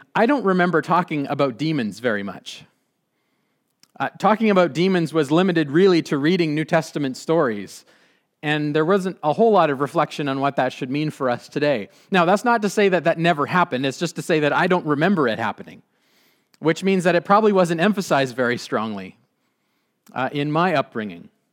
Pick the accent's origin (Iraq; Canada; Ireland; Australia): Canada; Abbotsford, British Columbia; I grew up in the Mennonite Brethren Church, this church